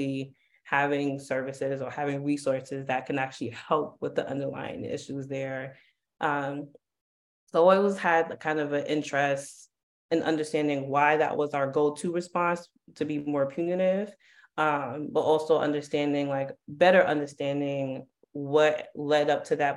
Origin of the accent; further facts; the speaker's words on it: New York City, New York, United States; growing up in Harlem, Harlem was definitely, there were a lot of drugs in Harlem